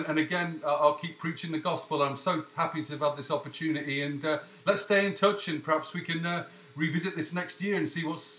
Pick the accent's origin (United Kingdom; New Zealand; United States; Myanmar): United Kingdom; England; moved away; I've been here a long old while, but, you know, I mean, I'm as English as they come. I mean, I'm back every 5 minutes. I live in a little bubble here